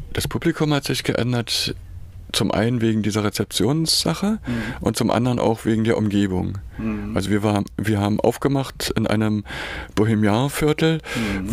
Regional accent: Berlin, Germany; born or raised there; also born or lived in Weimar / Dessau

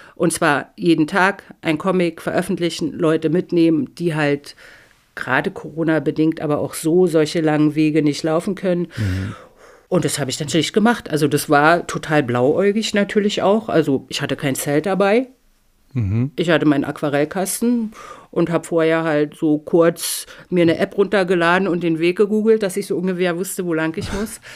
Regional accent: GDR, East Germany, Germany; now in Northern Germany; ich bin in der DDR und völlig atheistisch aufgewachsen

